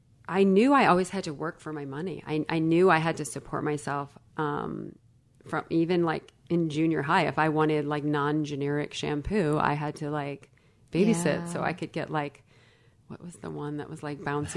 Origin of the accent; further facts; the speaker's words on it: Illinois, United States; I grew up in Illinois, a small town, 1 hour or 60 miles west of Chicago. Blue collar family.